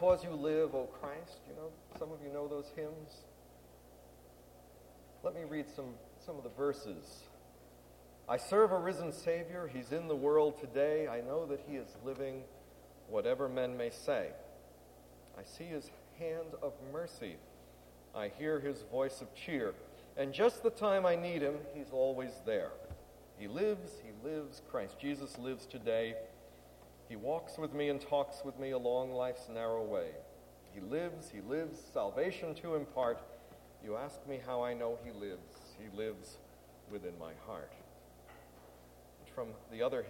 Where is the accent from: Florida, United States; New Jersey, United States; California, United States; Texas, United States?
New Jersey, United States; Clifton; Clifton, my hometown